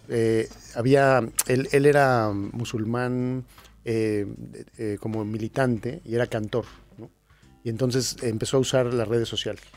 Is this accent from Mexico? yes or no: yes; Mexico; yo soy mexicano, pero no me considero más que un ciudadano del mundo